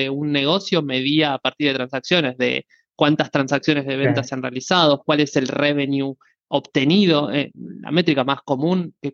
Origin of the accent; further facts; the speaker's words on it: Buenos Aires, Argentina; soy argentino eh, de Buenos Aires